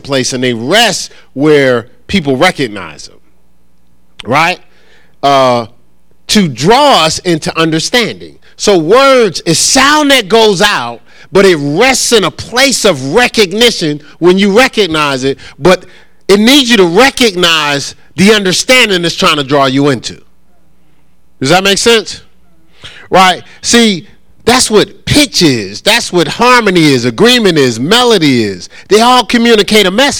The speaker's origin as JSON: {"language": "English", "town": "Newark", "region": "New Jersey", "country": "United States", "tie": "born or raised there", "said": "I grew up in Newark with foster parents"}